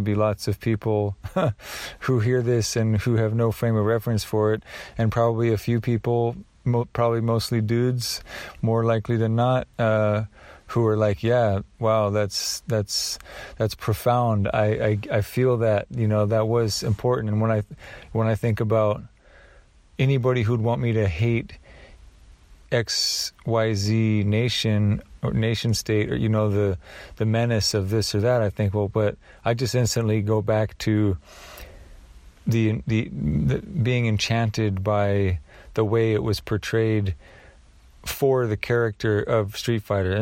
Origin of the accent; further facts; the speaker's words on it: Oregon, United States; I grew up in Oregon